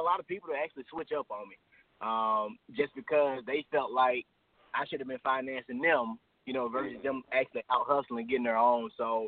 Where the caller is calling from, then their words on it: Atlanta, Georgia, United States; Hey, I'm calling from Atlanta, Georgia.